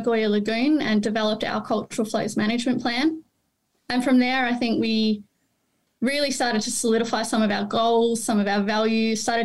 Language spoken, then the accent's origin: English; Victoria, Australia; also born or lived in Mildura; I grew up on the Murray River